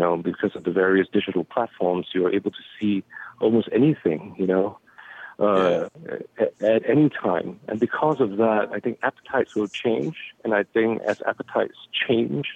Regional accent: Singapore; now in Los Angeles, United States; I grew up on the equator in Singapore

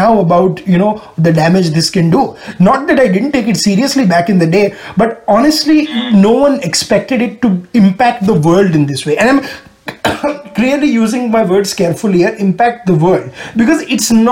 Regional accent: Ahmedabad, Gujarat, India; moved away as an adult; now in Houston, United States; In my hometown of Ahmedabad

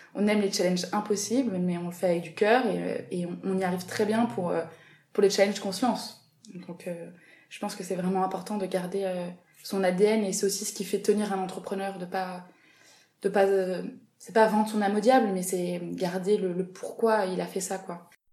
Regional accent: south of France, France; moved away as an adult; now in Paris, France; je viens du sud de la France

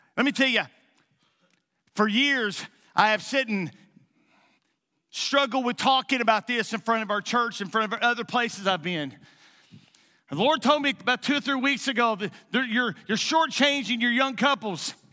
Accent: Eastern Kentucky, United States; moved away; also born or lived in Jackson, Missouri; I'm a nobody from Eastern Kentucky

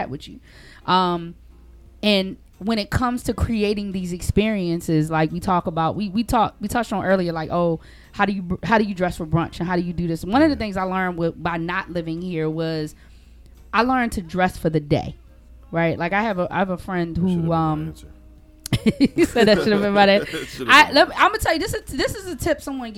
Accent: Baltimore, Maryland, United States; moved away as an adult; also born or lived in Georgia; when I first moved to Georgia, because that was the first place I ever lived outside of Baltimore

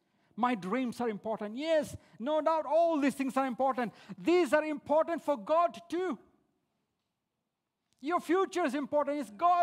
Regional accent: India; moved away as an adult; now in Australia; When I came from India, as an overseas student, we didn't get any benefits or HECS from the government.

